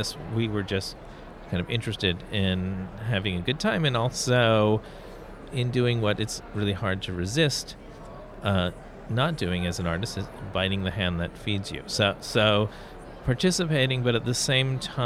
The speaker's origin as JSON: {"language": "English", "town": "Fairhaven", "region": "Massachusetts", "country": "United States", "tie": "born or raised there", "said": "Growing up in Fairhaven, Massachusetts, at the end of Blackburn Street"}